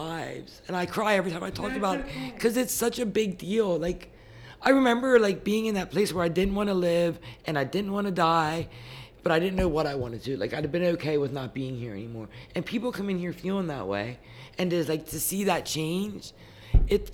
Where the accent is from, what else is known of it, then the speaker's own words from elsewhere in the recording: Wrightsville, Pennsylvania, United States; also born or lived in Marietta; I grew up in Wrightsville, which is where the ranch is